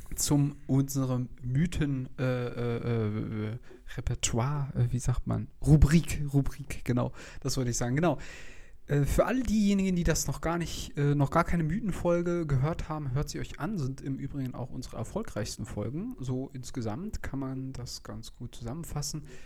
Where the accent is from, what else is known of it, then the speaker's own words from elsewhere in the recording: Germany; als Deutsche